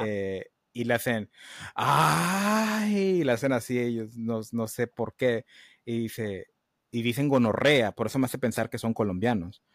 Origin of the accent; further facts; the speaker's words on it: Matamoros, Reynosa, Tamaulipas, Mexico; accent: norteño; also born or lived in United States; de donde yo soy, que es Matamoros, Reynosa